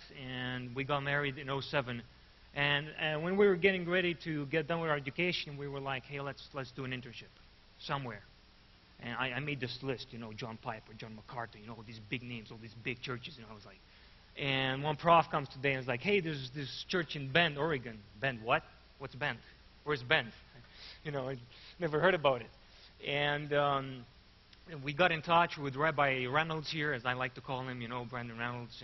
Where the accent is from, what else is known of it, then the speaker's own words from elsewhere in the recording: Arad, Arad County, Romania; I'm from Arad. That's where I live